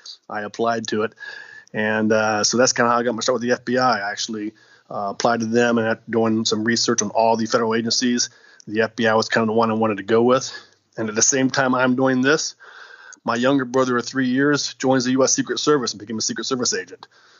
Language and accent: English; West Virginia, United States; also born or lived in 15 states; Sure. Well, I'm actually from West Virginia. I'm a hillbilly by birth.